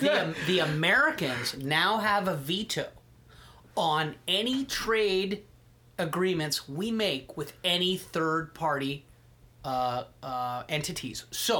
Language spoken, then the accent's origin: English; Canada; as a Canadian, I'm offended by it.